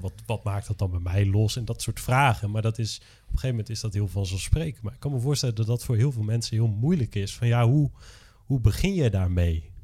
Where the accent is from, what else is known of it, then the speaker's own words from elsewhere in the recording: Drenthe, Netherlands; also born or lived in Groningen; ik ben opgegroeid in Drenthe